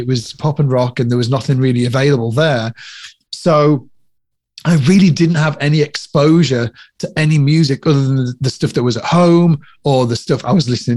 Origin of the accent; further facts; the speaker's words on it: Cumbria, North West England, United Kingdom; I come from Cumbria, which is the Lake District in the UK